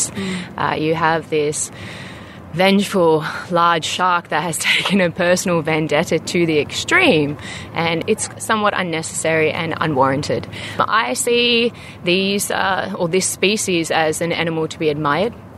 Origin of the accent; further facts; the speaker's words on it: Sydney, New South Wales, Australia; moved away as an adult; now in South Africa; I was born and raised in Sydney